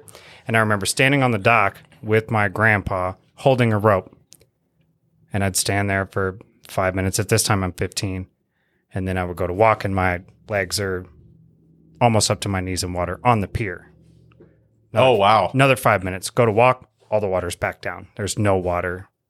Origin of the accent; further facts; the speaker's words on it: Mississippi, United States; moved away; I told him I was from Mississippi and I'd moved up here after Hurricane Katrina.